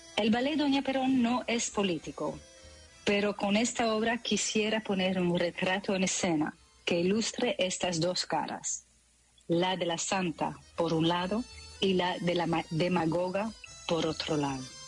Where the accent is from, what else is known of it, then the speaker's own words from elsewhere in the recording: Belgium; first language French; Spanish is a second language; moved away as an adult; now in Netherlands; el francés, claro, porque crecí en Bélgica